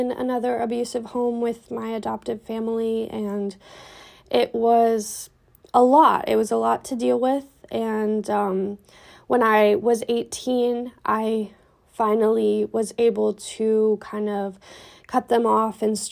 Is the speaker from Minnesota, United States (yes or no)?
yes; Minneapolis, Minnesota, United States; I was born and raised in Minneapolis, and I still live in Minneapolis currently